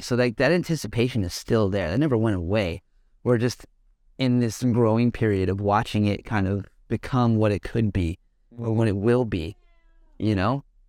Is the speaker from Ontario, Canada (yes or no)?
no; Calgary, Alberta, Canada; moved away; also born or lived in Vancouver; I grew up in Calgary area and in Calgary and shit, and I, like, was a part of growing that scene from the get-go before I moved to Vancouver